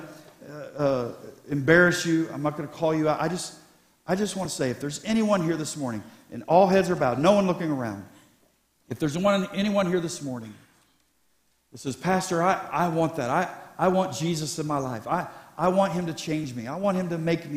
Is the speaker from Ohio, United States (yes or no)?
yes; Columbus, Ohio, United States; Columbus. I said, I pastor there